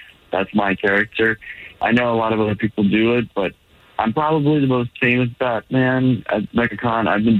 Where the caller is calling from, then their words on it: Orlando, Florida, United States; I'm calling from Orlando.